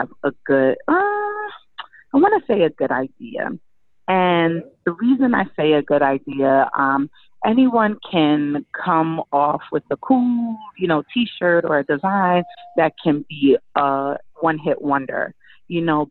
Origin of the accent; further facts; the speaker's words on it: Jamaica; I'm from Jamaica